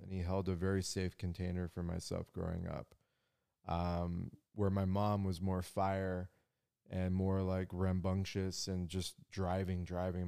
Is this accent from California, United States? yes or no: yes; San Diego, California, United States; I grew up in La Jolla, down in San Diego